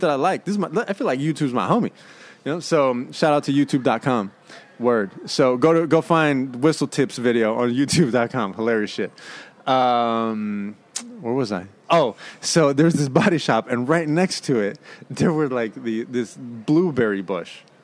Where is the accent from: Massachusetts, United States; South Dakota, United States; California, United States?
California, United States; Oakland; I'm from Oaktown, East Oakland